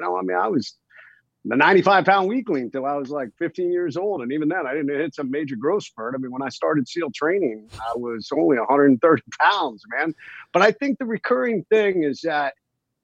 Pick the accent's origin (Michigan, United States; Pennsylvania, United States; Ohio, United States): Ohio, United States; I grew up watching football, I was from Ohio, watching the Cleveland Browns